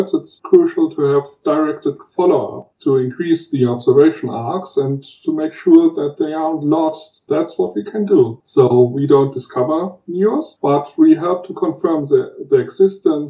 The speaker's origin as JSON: {"language": "English", "country": "Germany", "said": "I'm from Germany"}